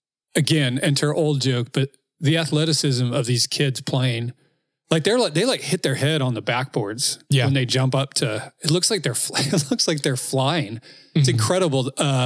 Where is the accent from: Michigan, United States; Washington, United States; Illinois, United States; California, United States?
Washington, United States; I'm from Washington.